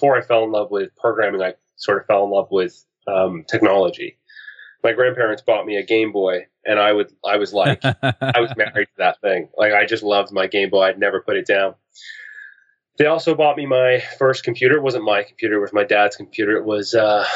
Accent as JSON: {"language": "English", "town": "Halifax", "region": "Nova Scotia", "country": "Canada", "tie": "born or raised there", "said": "I'm from the East Coast of Canada, Halifax, Nova Scotia. And that was where I did most of my growing up"}